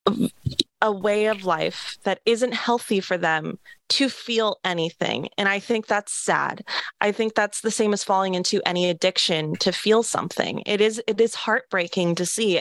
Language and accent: English; Seattle, Washington, United States; I'm from Seattle